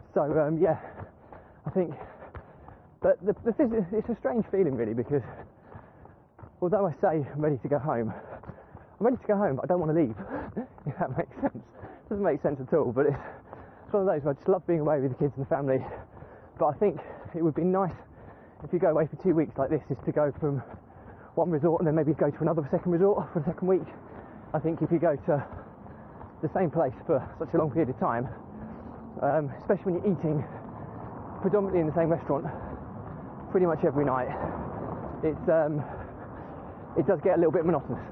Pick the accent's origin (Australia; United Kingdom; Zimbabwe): United Kingdom